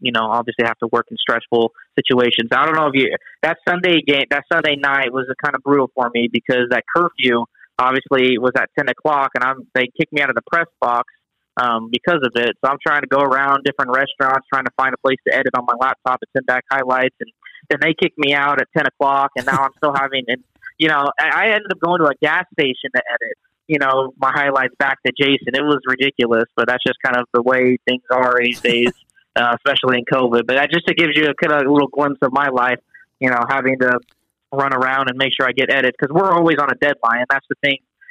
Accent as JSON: {"language": "English", "region": "California", "country": "United States", "tie": "born or raised there", "also_born_or_lived": "Oklahoma / Minnesota / Texas", "moved": "as an adult", "lives_now": "Ohio, United States", "said": "when I grew up in California, you know, I didn't have perspective on life because all I knew was what was going on in my hometown"}